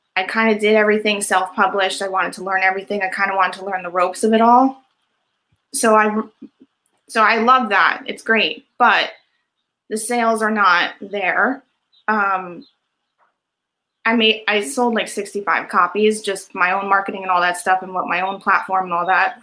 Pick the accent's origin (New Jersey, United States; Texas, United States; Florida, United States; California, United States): New Jersey, United States; Edison; I'm actually from Edison, New Jersey